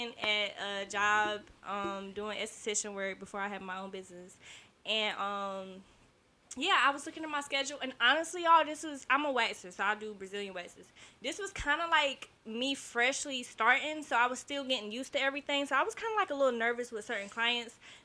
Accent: Hollister, North Carolina, United States; I'm from Hollis, North Carolina, a very small community

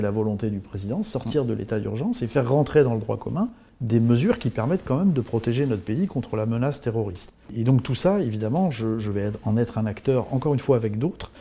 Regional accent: Bourges, Centre-Val de Loire, France; moved away as an adult; also born or lived in Tours; j'ai grandi à Bourges

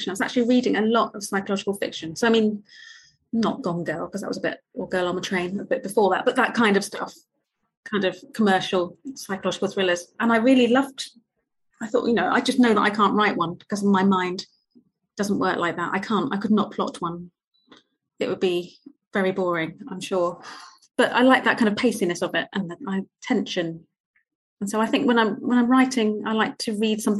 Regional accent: Potters Bar, East of England, United Kingdom; I grew up in Potter's Bar, which was this small town outside of London.

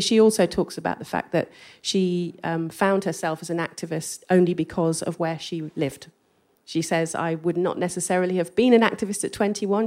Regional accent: England, United Kingdom; accent: English; my English accent

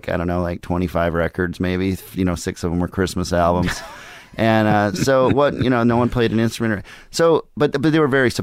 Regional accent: Minneapolis, Minnesota, United States; I grew up in Minneapolis

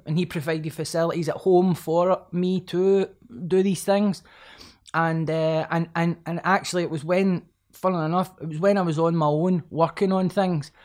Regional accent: Glasgow, Scotland, United Kingdom; growing up in Pollock and Glasgow

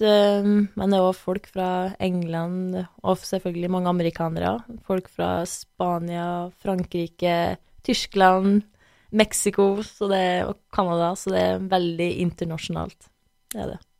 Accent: Røros, Trøndelag, Norway; moved away as an adult; now in New York, United States; Jeg er jo kjempestolt av plassen, hjemmeplassen min.

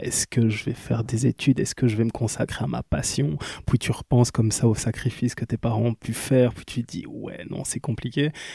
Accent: Kinshasa, DR Congo; now in Liège, Belgium; je suis né en Belgique, mais j'ai grandi à Kinshasa. Puis je suis revenu en Belgique, à Liège toujours

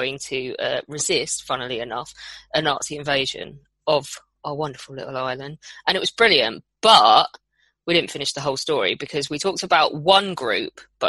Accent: United Kingdom; we are British

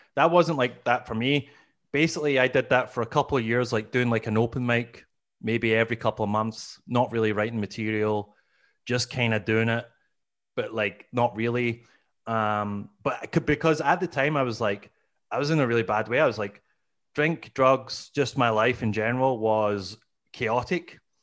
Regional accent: Glasgow, Scotland, United Kingdom; moved away as an adult; now in Canada; as you can hear, I'm originally from, uh, Scotland. I'm, I, I'm from Glasgow

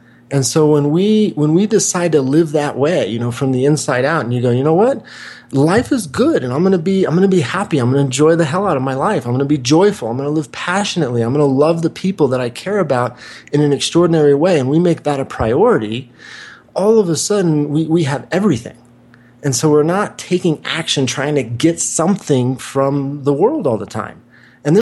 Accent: Wichita, Kansas, United States; moved away; also born or lived in Santa Monica, California; where I grew up in Wichita, Kansas

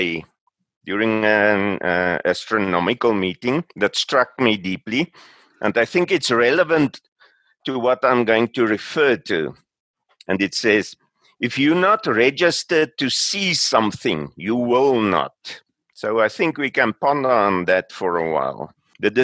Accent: South Africa; also born or lived in Pretoria; I'm from South Africa

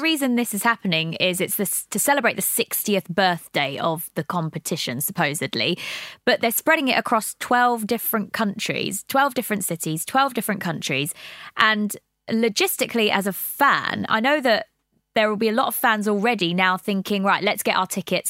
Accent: Brighton, South East England, United Kingdom; moved away as an adult; now in London, United Kingdom; I'm not originally from London. I'm from Brighton.

